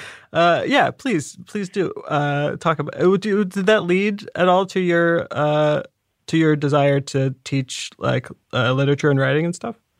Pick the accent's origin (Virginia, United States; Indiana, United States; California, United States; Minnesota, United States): Indiana, United States; I'm from Indiana. You know the Midwest